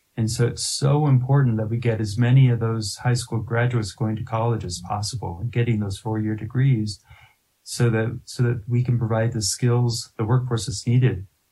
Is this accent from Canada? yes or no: no; Littleton, Colorado, United States; I'm a I'm a lifelong Coloradan. I was born and raised here. I'm from Littleton.